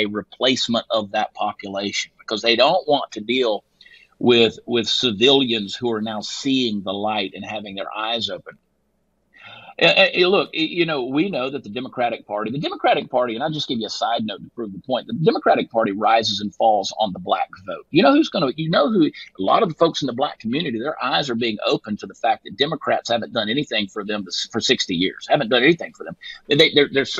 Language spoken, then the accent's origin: English; Texas, United States; I'm a Texan